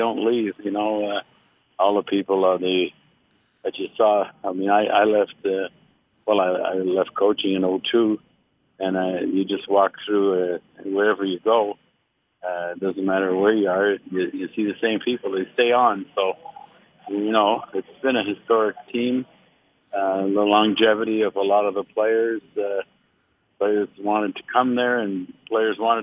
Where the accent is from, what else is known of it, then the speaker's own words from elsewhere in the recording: Montreal, Quebec, Canada; I was growing up in Montreal